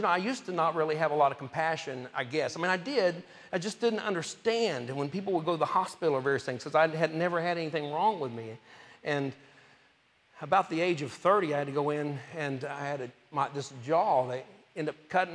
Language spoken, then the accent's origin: English; Topeka, Kansas, United States; also born or lived in Oklahoma; I grew up in, we moved from Oklahoma when I was 2 to Topeka, Kansas